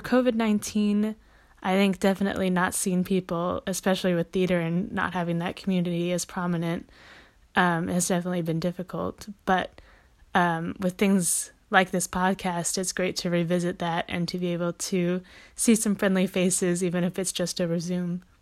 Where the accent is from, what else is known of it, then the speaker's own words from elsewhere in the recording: St. Louis, Missouri, United States; I grew up in Saint Louis, Missouri